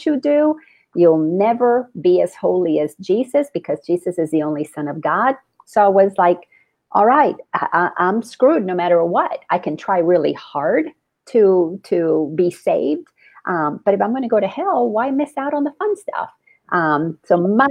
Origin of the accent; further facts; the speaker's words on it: Dominican Republic; moved away; I grew up in the Dominican Republic